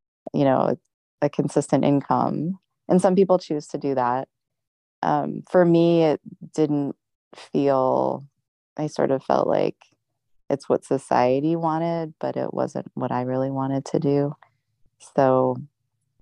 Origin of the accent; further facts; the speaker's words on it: Anchorage, Alaska, United States; also born or lived in Colorado / Dutch Harbor, Alaska / Mongolia; I am from Alaska originally. I grew up in Anchorage.